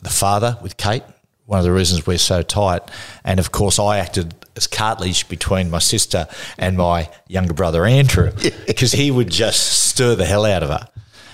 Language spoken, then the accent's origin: English; Cessnock, New South Wales, Australia; I grew up in Hunter Valley in Cessnock.